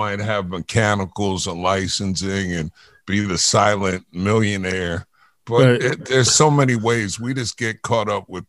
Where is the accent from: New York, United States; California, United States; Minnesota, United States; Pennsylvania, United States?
New York, United States; New York City; I grew up in Jamaica, Queens.